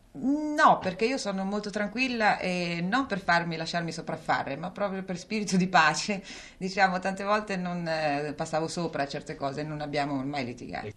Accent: Calabria, Italy; also born or lived in Rome; now in Milan, Italy; Calabria dove sono nata c'è mia zia che possiede due case, una a Reggio Calabria e una a Bagnara

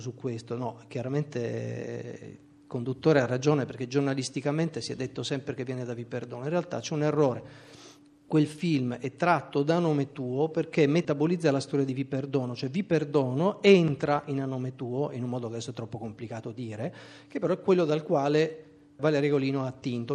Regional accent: Trieste, Friuli-Venezia Giulia, Italy; moved away; also born or lived in Pordenone

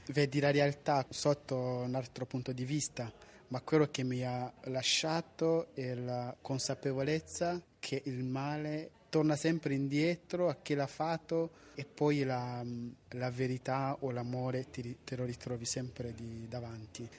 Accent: Rwanda; Italian is a second language; now in Italy

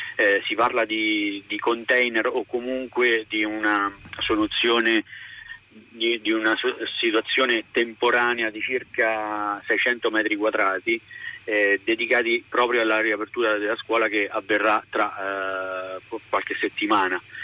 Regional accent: Rieti, Lazio, Italy; parlo da cittadino di questa comunità, perché io sono di Rieti

